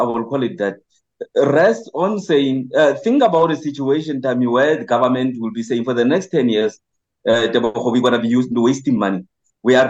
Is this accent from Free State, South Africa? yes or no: yes; Botshabelo, Free State, South Africa; I was born in Botshabelo in the township